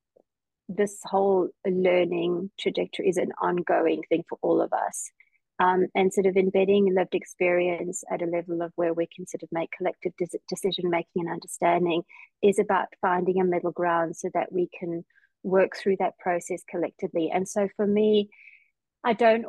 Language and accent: English; Johannesburg, Gauteng, South Africa; now in Perth, Australia; I did grow up in sort of the more suburban city of Johannesburg